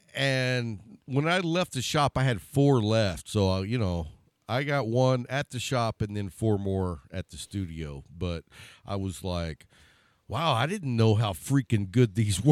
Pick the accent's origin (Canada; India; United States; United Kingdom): United States; Texas; Being from Texas